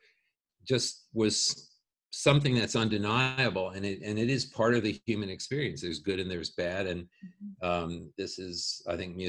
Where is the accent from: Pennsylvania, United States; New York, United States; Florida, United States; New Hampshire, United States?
New York, United States; Long Island; where I grew up in Long Island